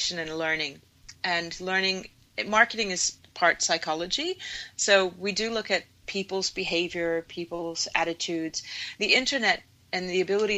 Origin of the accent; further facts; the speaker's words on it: Virginia, United States; as a child growing up in Virginia